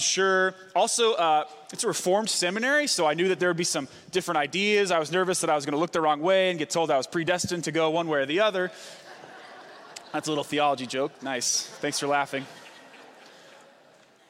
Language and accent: English; Vancouver, Washington, United States; I'm from Vancouver, Washington